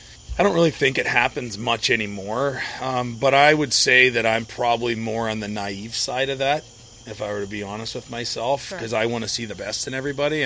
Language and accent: English; St. Louis, Missouri, United States; for those in St. Louis, or not typically outside of the St. Louis area in my hometown